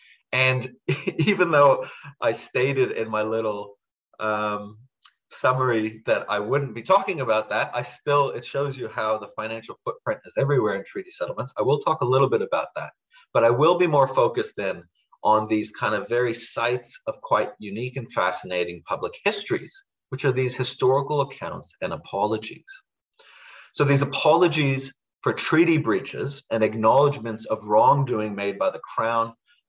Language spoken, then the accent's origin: English; Budapest, Hungary; now in New Zealand; So I'm originally from Hungary. I was born in Budapest. And kind of connecting to the last seminar, so we left when it was still Soviet Hungary. So we were actually refugees at the time.